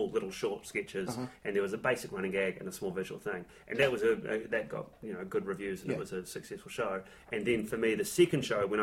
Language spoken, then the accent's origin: English; New Zealand; I'm from New Zealand